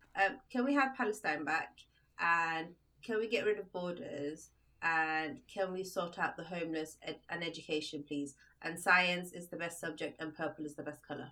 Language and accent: English; United Kingdom; moved away as an adult; also born or lived in Libya; now in Sweden; It's where I went to like all my primary school, secondary school, university, my first job, all in the UK